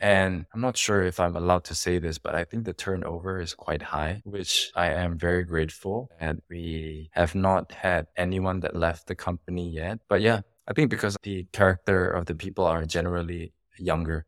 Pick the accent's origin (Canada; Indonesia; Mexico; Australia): Indonesia; moved away as an adult; now in Singapore; I grew up in Indonesia. I was raised in Indonesia. I spent most of my life in Indonesia